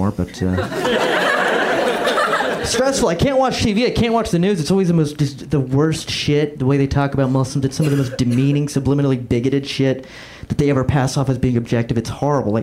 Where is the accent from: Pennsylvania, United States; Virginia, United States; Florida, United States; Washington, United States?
Florida, United States; moved away as an adult; I'm from Florida. That's where I grew up